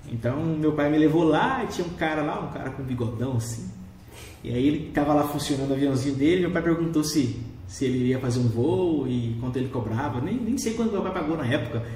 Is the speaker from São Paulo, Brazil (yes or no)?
no; Rondonópolis, Mato Grosso, Brazil; Eu nasci aqui em Rondonópolis